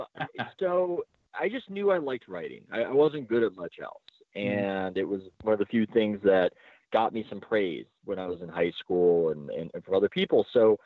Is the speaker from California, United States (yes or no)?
yes; San Diego, California, United States; To my great shame, I do not, even though I'm from San Diego. I don't really speak a word of it.